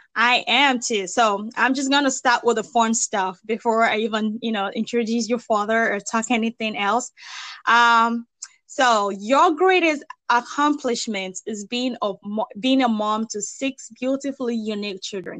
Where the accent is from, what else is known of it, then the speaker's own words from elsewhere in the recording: Nigeria; now in United States; I'm originally from Nigeria